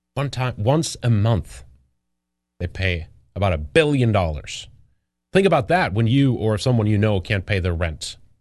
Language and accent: English; Sweden; moved away; I grew up in Sweden